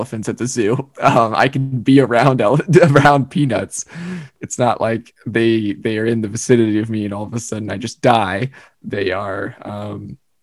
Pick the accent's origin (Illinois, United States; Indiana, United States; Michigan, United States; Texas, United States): Indiana, United States; also born or lived in Ohio; The rest of my family is born in Indiana. So I was two-ish. Nathan was two when we moved over here.